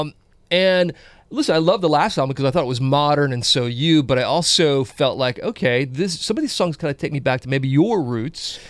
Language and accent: English; South Carolina, United States; I'm from South